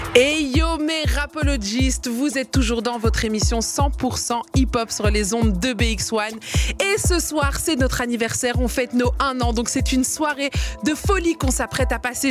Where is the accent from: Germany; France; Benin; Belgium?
Belgium; Liège, Wallonia; moi j'ai grandi à Liège